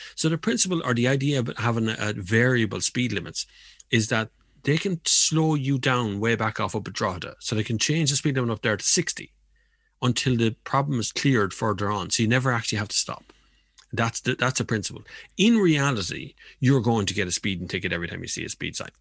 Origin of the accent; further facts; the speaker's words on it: Kildare, Leinster, Ireland; my hometown used to be Kildare Town